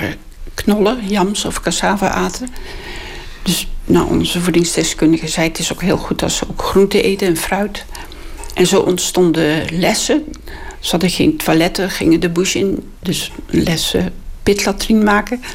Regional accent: Netherlands; als Nederlander

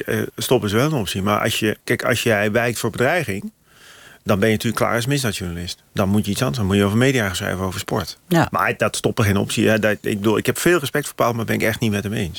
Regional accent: North Brabant, Netherlands; ik kom uit Brabant

